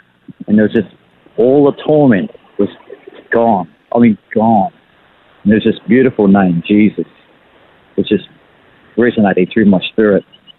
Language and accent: English; Levin, Manawatū-Whanganui, New Zealand; moved away as an adult; now in Australia; I was born in Levin, New Zealand. And we emigrated to Australia when I was about 30 years old for a new life. But I was born and raised in Levin and moved around in various places while I was raised with my family.